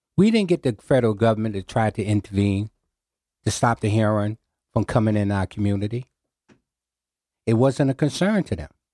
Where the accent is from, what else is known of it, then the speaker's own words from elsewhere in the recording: New Haven, Connecticut, United States; I was raised in New Hallville, on the corner of Winchester Avenue and Hazel Street